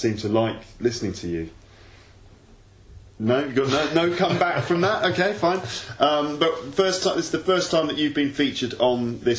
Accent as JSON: {"language": "English", "town": "Birmingham", "region": "West Midlands", "country": "United Kingdom", "accent": "Birmingham", "said": "A lot of people say the Birmingham accent does make you sound stupid. It's like, I'm from Birmingham, everyone in Birmingham speaks like this."}